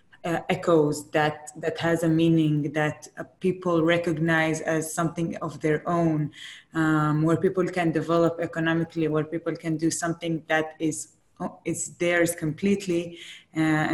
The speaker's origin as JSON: {"language": "English", "town": "Tel Aviv", "region": "Tel Aviv District", "country": "Israel", "lives_now": "Bat Yam, Israel", "said": "I'm actually from Jaffa. I now live in Bat Yam, but I originate from Jaffa"}